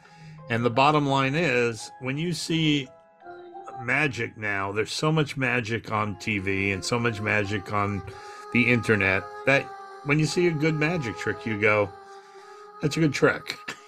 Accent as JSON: {"language": "English", "region": "New York", "country": "United States", "tie": "born or raised there", "said": "I had a normal childhood. I grew up on Long Island, played sports, went to Albert Einstein College of Medicine, got a degree in radiology."}